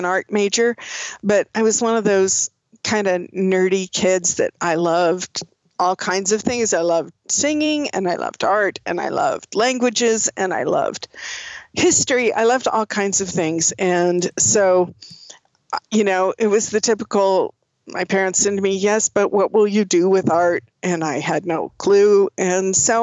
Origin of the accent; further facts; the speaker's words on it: Oakland, California, United States; also born or lived in Seattle, Washington; I grew up in California. I grew up in the Bay Area in Oakland, and that's where I grew up